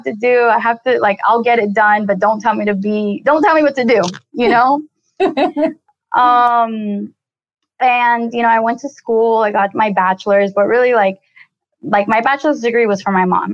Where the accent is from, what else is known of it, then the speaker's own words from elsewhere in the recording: Colombia; I'm originally from Colombia. I was born in Colombia